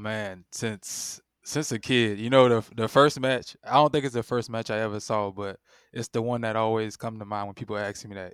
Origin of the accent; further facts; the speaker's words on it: Sumter, South Carolina, United States; moved away; Shout out to Sumter. That's where I'm originally from. Sumter, South Carolina.